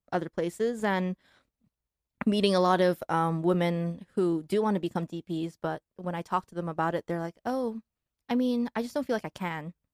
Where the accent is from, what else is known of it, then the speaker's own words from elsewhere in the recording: Malaysia; moved away as an adult; also born or lived in Taiwan / New York, United States; now in Los Angeles, United States; grew up in Malaysia